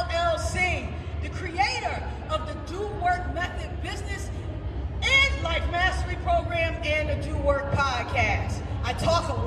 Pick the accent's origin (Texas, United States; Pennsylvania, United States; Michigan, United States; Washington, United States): Pennsylvania, United States; Philadelphia; I am from Philadelphia, the city of brotherly love, sisterly affection, Rocky, and the Philadelphia Eagles